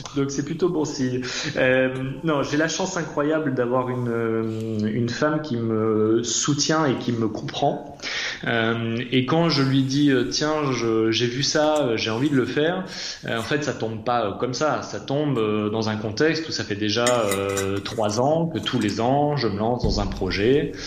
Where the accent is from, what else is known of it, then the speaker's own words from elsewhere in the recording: Massif Central, France; j'ai grandi dans le Massif Central